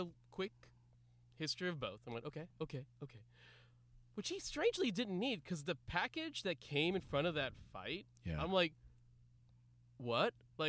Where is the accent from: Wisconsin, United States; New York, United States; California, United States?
California, United States; I'm from California. I'm just from California.